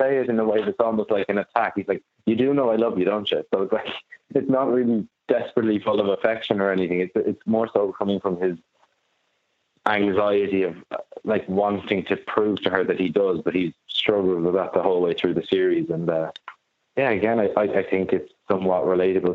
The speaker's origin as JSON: {"language": "English", "town": "Maynooth", "region": "Leinster", "country": "Ireland", "said": "I'm not from Sligo, I'm from Maynooth"}